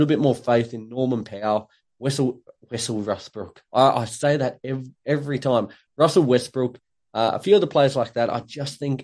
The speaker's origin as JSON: {"language": "English", "country": "Australia", "also_born_or_lived": "Tasmania", "said": "being Australian."}